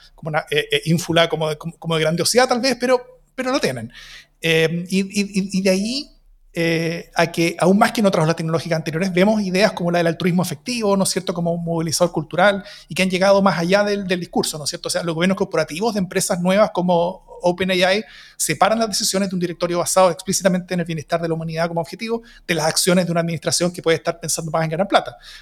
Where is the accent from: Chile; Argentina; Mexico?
Chile